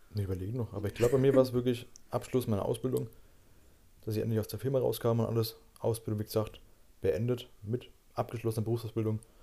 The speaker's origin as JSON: {"language": "German", "country": "Germany", "said": "bei uns in Deutschland"}